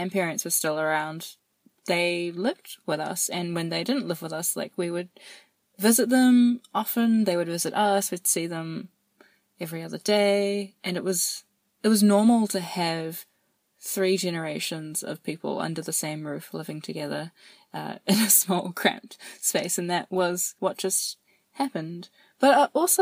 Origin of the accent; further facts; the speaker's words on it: New Zealand; I grew up in New Zealand